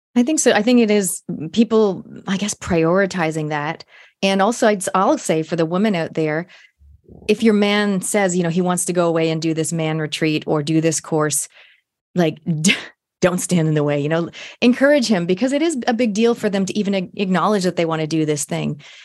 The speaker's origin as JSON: {"language": "English", "country": "Canada", "tie": "born or raised there", "moved": "yes", "lives_now": "New Zealand", "said": "I'm a Canadian Kiwi, and for my listeners, if you don't know, um, a hundred percent genetically Kiwi fifth generation, but I was born in Canada"}